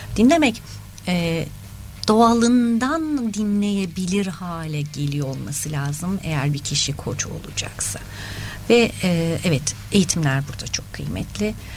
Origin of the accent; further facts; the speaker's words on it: Adana, Turkey; moved away as an adult; also born or lived in Ankara / Istanbul; Ankara doğumluyum. Ee, eğitim hayatımı Çukurova bölgesinde geçirdim üniversiteye kadar